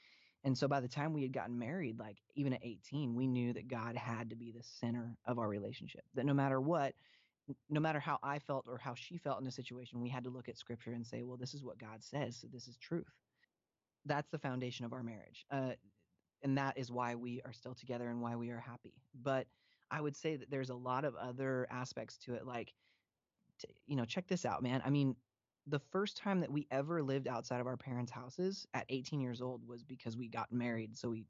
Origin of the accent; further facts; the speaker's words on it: Pacific Northwest, United States; So Facedown was a really big deal to me growing up in the Northwest.